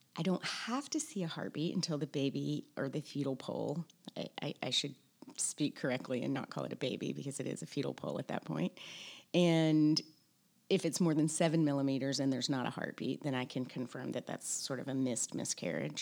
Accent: Tennessee, United States; moved away as an adult; also born or lived in Mississippi; now in Charleston, United States; I was born in Mississippi, I grew up in Tennessee

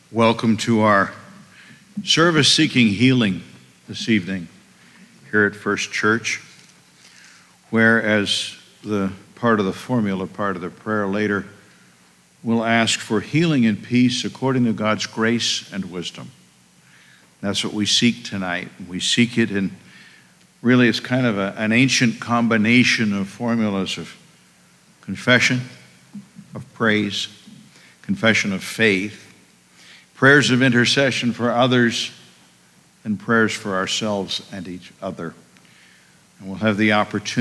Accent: Bangor, Maine, United States; moved away as an adult; also born or lived in Germany / Virginia / New York City / West Point, New York; now in Massachusetts, United States; I attended seminary in Bangor, Maine, my hometown.

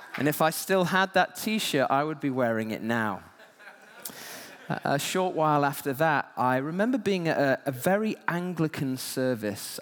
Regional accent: Yorkshire and the Humber, United Kingdom; I grew up in West Yorkshire

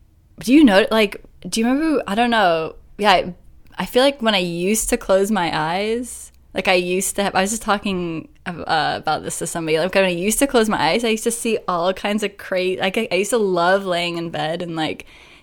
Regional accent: New Zealand; now in United States; That was sort of like my favorite thing to do growing up in New Zealand.

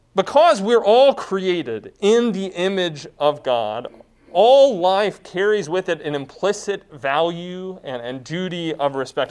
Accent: United States; My primary identity is not being an American.

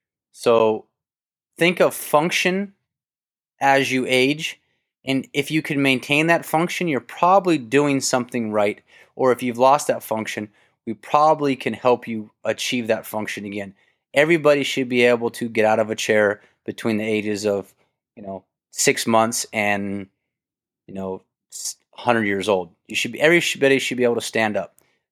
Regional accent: Kentucky, United States; I grew up in Kentucky. We had tobacco barns.

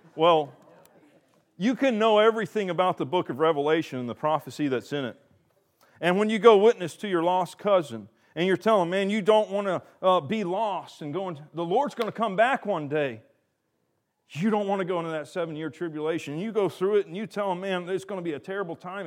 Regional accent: the South, United States; I'm from the South

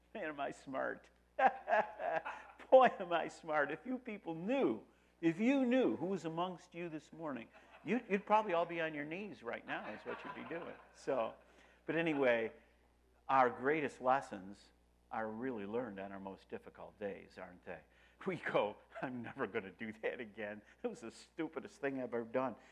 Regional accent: Rochester, New York, United States; I'm from Rochester, New York.

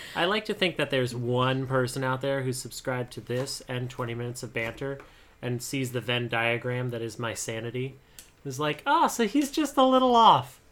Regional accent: Montana, United States; I'm from Montana

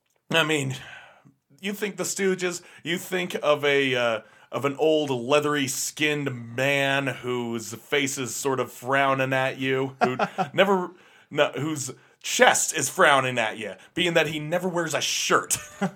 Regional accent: Detroit, Michigan, United States; let's just try and make it rugged, because we're from Detroit. We're from one of the biggest producers of cars. We're living next to steam mills and factories

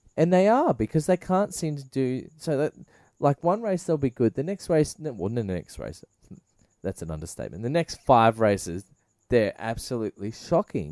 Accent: Australia; being Australian

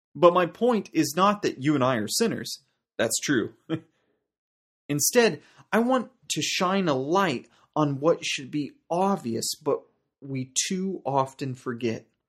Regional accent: United States; now in South Africa; my home country, uh, the United States

